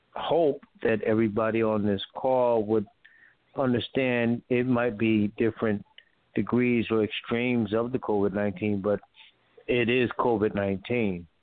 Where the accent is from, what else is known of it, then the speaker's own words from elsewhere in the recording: Connecticut, United States; now in North Carolina, United States; I'm from Connecticut, as you know, but I'm living in North Carolina